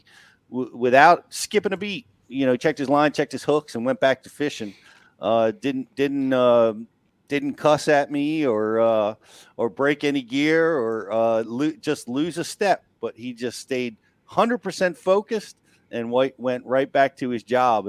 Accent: Northeast, United States; I'm from the Northeast

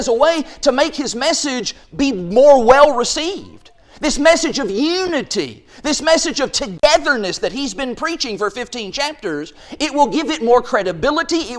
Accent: Quail, Kentucky, United States; our cable channel growing up in Quail, Kentucky, it was channel number 10

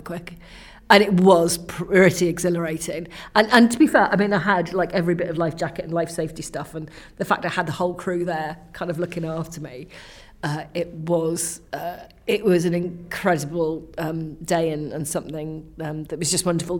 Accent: Wales, United Kingdom; I'm Welsh

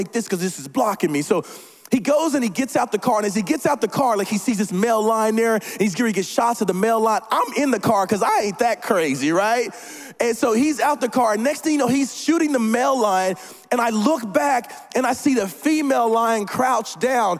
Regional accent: Oklahoma, United States; moved away; I'm from Oklahoma

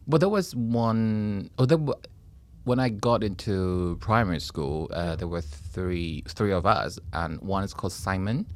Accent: Taipei, Taiwan; moved away as an adult; I was born and raised in Taiwan, And, uh, I left Taiwan after ye, new, after uni and the military services

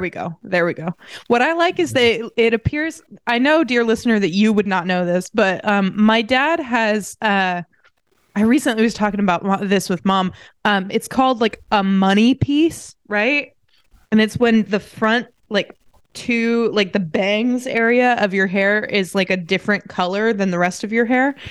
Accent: Indiana, United States; also born or lived in Saint Louis; I'm from Indiana

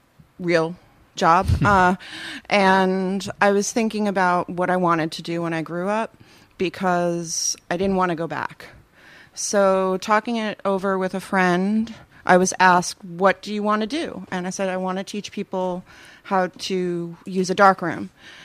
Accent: Union, New Jersey, United States; I'm from Union.

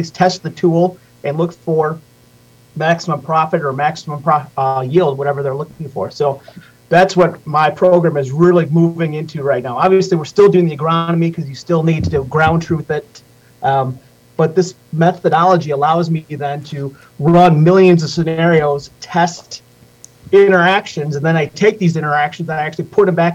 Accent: Wisconsin, United States; I'm from Wisconsin. I grew up in a dairy farm

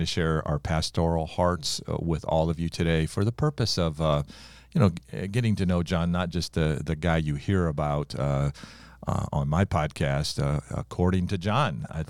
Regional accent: Ohio, United States; I'll tell our audience that you and I grew up in Ohio.

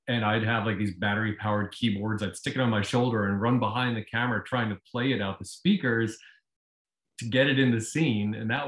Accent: Virginia, United States; moved away as an adult; Oh, well, I left Virginia when I was 18.

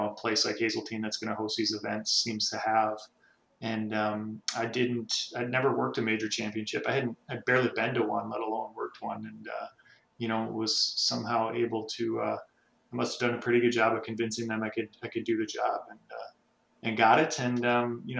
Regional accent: Albany, Minnesota, United States; I'm from Albany, Minnesota, which is about 90 minutes from where I'm sitting

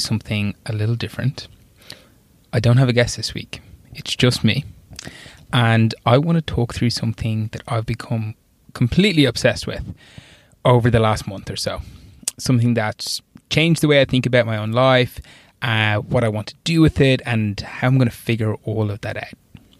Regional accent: Wexford, Leinster, Ireland; moved away as an adult; also born or lived in Australia; I grew up in Wexford in Ireland, kind of a small, medium-sized town in the country

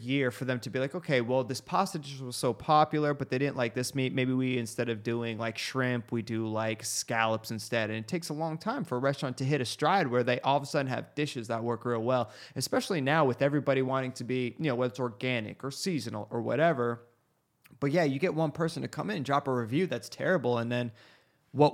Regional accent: United States; it's our fault being American.

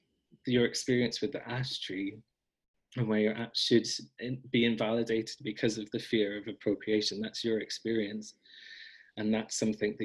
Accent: Scotland, United Kingdom; a Scottish person

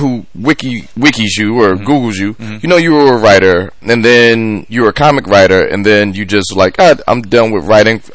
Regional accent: Midwest, United States; growing up in the Midwest

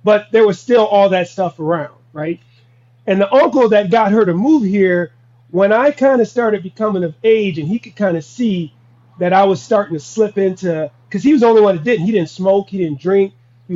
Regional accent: Minnesota, United States; also born or lived in Wichita, Kansas

